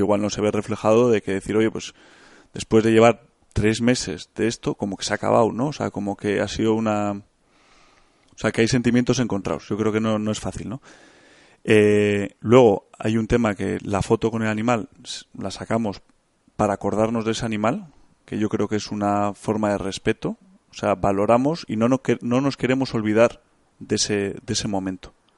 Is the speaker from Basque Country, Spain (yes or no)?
yes; Bilbao, Basque Country, Spain; yo soy de Bilbao, tengo 32 años